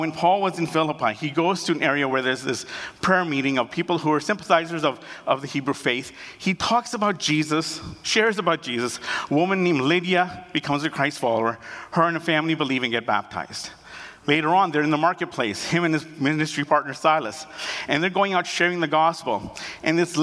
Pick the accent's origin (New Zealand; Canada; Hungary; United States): Canada; also born or lived in Uganda / United Kingdom; I was born in Uganda. And then at the age of 18 months, we fled Uganda and we went to the United Kingdom for 2 years. And after that, we came to Canada.